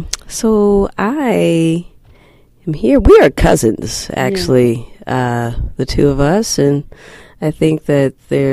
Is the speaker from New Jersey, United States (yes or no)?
no; Kansas City, Missouri, United States; so both from Kansas City. I'm from Kansas City, Missouri. Born in Kansas, actually, on the Kansas side. However, born under Islam, so my parents were Muslim at the time